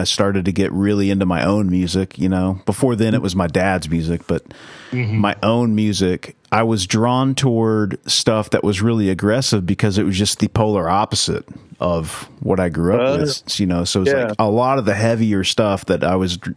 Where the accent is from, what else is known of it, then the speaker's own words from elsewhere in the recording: the Bible Belt, United States; growing up in the Bible Belt